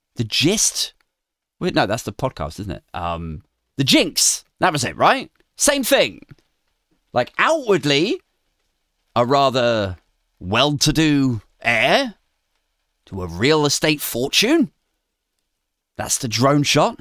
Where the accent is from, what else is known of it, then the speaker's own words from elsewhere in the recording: Maidenhead, South East England, United Kingdom; my hometown of Maidenhead, Berkshire